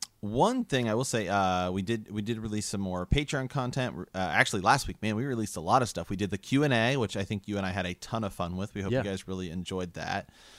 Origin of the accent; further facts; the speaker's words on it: Ohio, United States; we're from Ohio